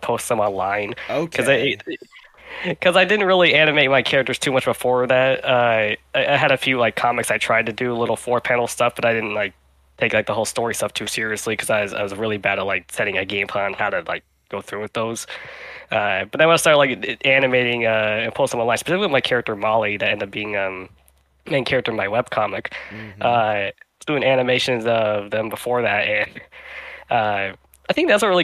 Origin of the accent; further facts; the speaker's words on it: Arkansas, United States; moved away as an adult; also born or lived in New York; I grew up in Arkansas, and there's literally no animation classes in there whatsoever.